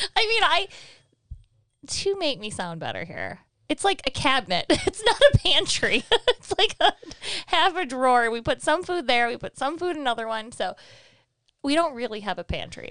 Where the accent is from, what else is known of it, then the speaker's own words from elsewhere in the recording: Michigan, United States; we're from Michigan